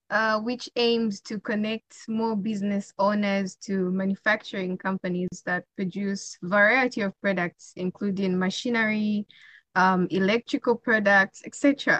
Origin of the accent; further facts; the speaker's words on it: Zambia; I'm from Zambia.